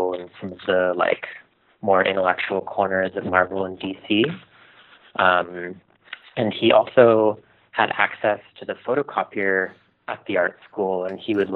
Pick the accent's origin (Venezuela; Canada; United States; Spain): Canada; Ottawa, Ontario; I grew up in Ottawa.